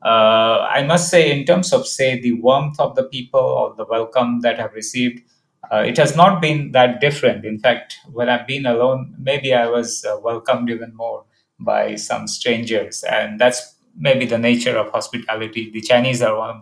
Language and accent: English; India; myself being Indian